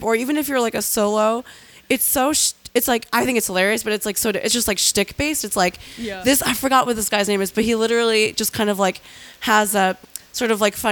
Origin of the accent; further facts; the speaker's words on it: Japan; moved away; I'm from Japan